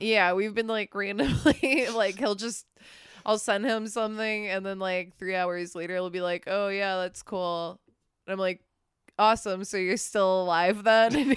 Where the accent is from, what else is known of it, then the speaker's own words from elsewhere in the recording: Midwest, United States; now in Texas, United States; I'm from the Midwest. I live in Texas now